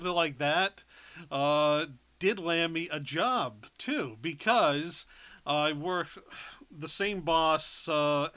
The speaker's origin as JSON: {"language": "English", "town": "East Providence", "region": "Rhode Island", "country": "United States", "tie": "born or raised there", "also_born_or_lived": "St. Augustine, Florida", "said": "I'm a native and I still love my home state"}